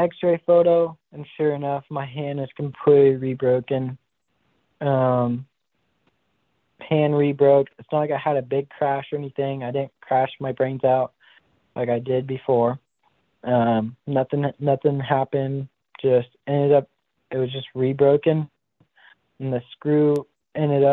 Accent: Big Sur, California, United States; I'm from Big Sur, California. Born and raised

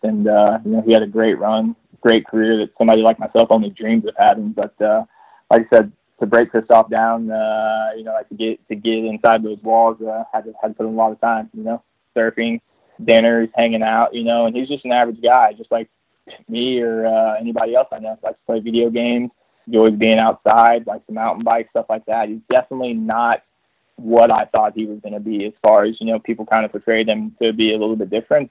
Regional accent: Texas, United States; moved away; I'm originally from Texas

